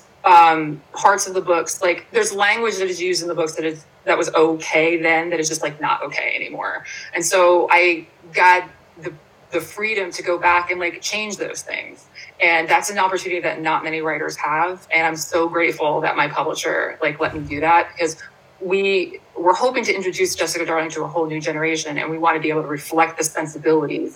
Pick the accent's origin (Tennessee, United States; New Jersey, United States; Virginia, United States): New Jersey, United States; Bayville; now in Princeton, United States; I grew up in Ocean County. I grew up on the Jersey Shore. So though Pineville is not Bayville where I grew up